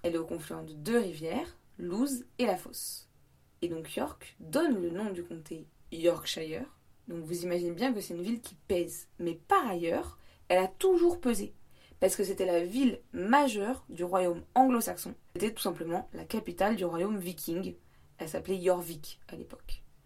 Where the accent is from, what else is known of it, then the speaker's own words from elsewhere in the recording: France; accent: French; first language French; en France j'étais la meuf qui adorait parler anglais pour tout et pour rien